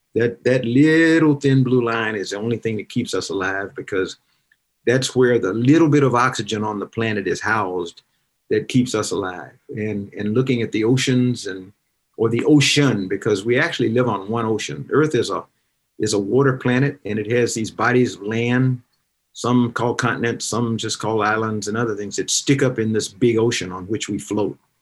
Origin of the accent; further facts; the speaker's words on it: South Carolina, United States; moved away; I was also from South Carolina